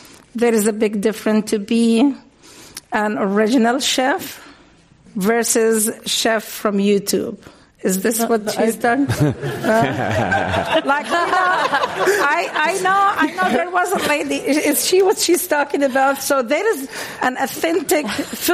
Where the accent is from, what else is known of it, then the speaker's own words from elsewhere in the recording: Palestine; now in San Francisco Bay Area, United States; I'm Palestinian